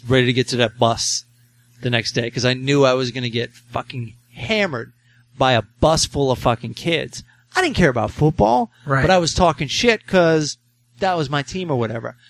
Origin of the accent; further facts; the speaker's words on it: Maryland, United States; I'm from Maryland. It's all Redskins.